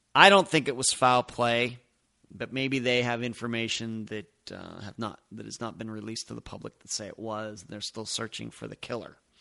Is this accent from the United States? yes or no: yes; Pennsylvania, United States; moved away; I'm originally from Pennsylvania.